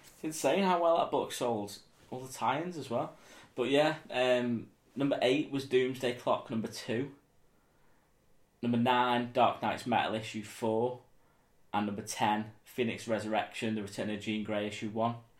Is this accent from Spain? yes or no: no; Southport, North West England, United Kingdom; in Southport, you know, in my hometown